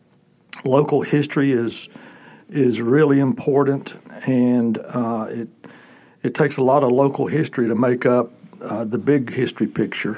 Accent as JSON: {"language": "English", "town": "Statesville", "region": "North Carolina", "country": "United States", "tie": "born or raised there"}